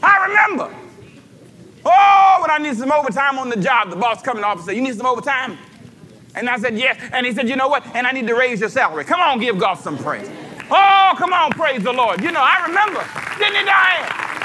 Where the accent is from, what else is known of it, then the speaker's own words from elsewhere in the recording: Los Angeles, California, United States; I grew up in South Central, lived in an apartment all my life